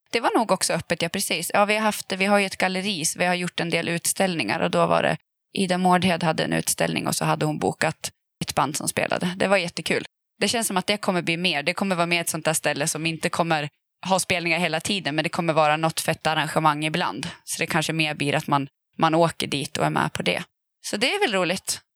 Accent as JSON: {"language": "Swedish", "town": "Gävle", "region": "Gävleborg County", "country": "Sweden", "tie": "born or raised there", "said": "jag är uppvuxen i Gävle"}